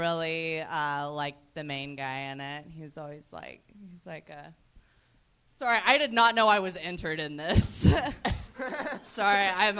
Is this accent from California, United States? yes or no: no; Dallas, Texas, United States; now in Los Angeles, United States